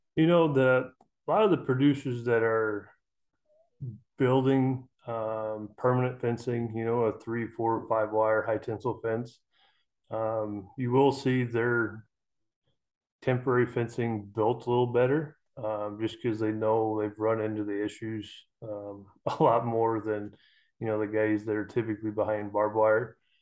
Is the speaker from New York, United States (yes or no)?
no; Custer County, Central Nebraska, United States; I'm from Central Nebraska, uh, Custer County, right in the middle of Nebraska.